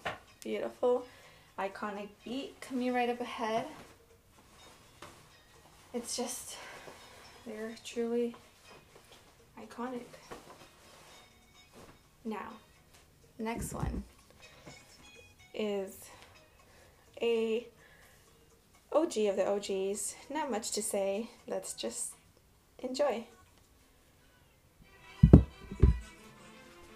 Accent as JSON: {"language": "English", "town": "Chicago", "region": "Illinois", "country": "United States", "tie": "born or raised there", "said": "in Chicago when we lived in the summer"}